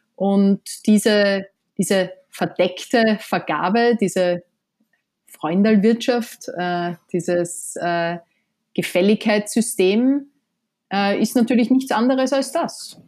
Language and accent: German; Austria; moved away as an adult; now in New York, United States; man ist ja als Österreicherin